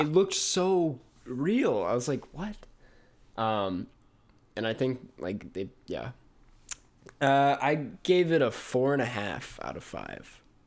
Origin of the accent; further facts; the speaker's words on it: Minnesota, United States; moved away; I come from Minnesota, land of ten thousand lakes